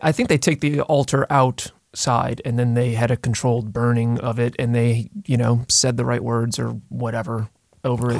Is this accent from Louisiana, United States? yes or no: yes; Pearl River, Louisiana, United States; I grew up in Pearl River, Louisiana